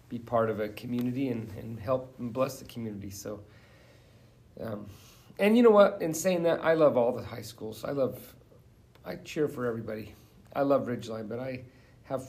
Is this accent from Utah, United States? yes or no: yes; Providence, Utah, United States; I grew up right here in Providence, Utah, and about 2 miles from the very place we're doing this podcast